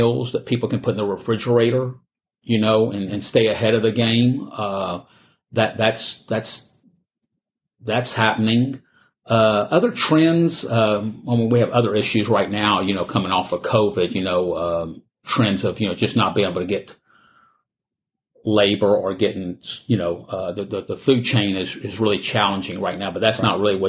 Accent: Houston, Texas, United States; I was born here in Houston

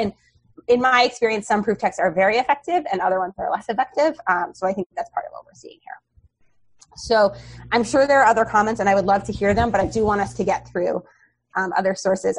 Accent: New York City, New York, United States; I grew up on the Upper West Side, I've not strayed far

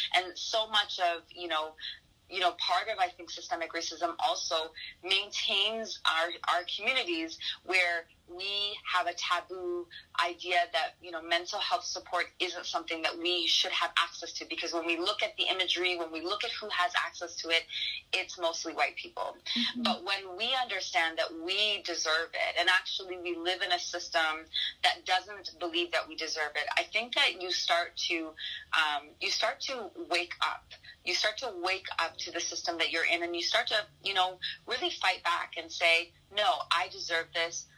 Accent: Toronto, Ontario, Canada; growing up in Toronto

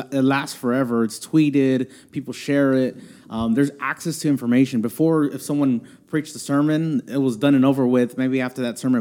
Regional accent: Houston, Texas, United States; I'm born and raised in Houston, uh, here in Houston, Texas.

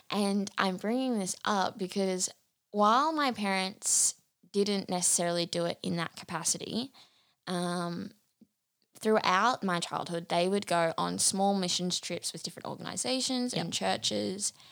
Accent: Bundaberg, Queensland, Australia; also born or lived in Brisbane / Biloela; We also moved back to Bundaberg. So I was born in Bundaberg, raised here for a few years. Then we went to Brisbane, which is like very different to Bundaberg.

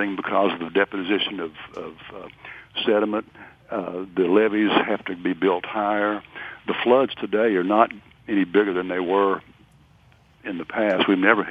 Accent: Northeast Arkansas, United States; also born or lived in near Memphis, Tennessee; now in Natchez, United States; I was born and raised in Northeast Arkansas

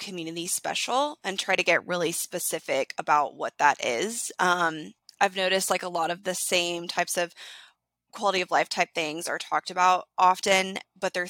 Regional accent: Chattanooga, Tennessee, United States; I'm from Chattanooga

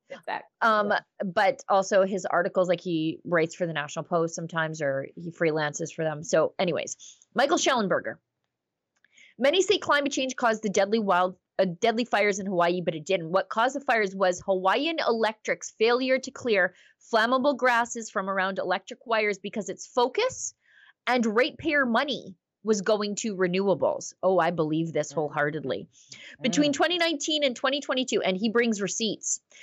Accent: Alberta, Canada; As as an Albertan

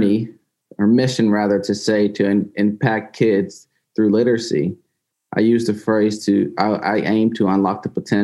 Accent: Valdosta, Georgia, United States; As a child growing up in Valdosta, Georgia

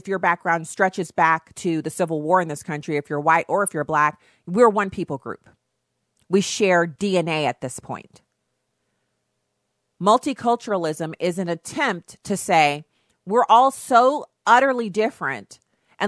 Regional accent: United States; I'm an American

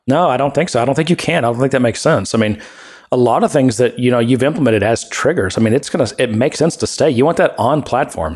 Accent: Texas, United States; moved away; also born or lived in Ohio; I'm from Texas

